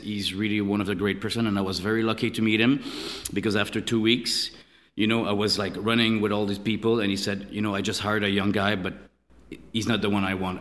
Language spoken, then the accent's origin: English; Canada; moved away as an adult; also born or lived in Montreal; now in Paris, France; born and raised in Canada